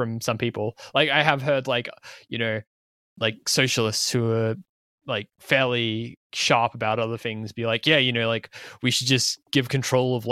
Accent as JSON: {"language": "English", "country": "Australia", "said": "identifying as an Australian"}